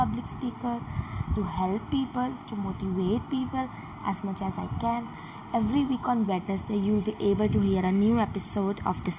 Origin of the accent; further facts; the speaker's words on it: India; now in United States; I'm 20 years old. Basically, I am an Indian but I live in America.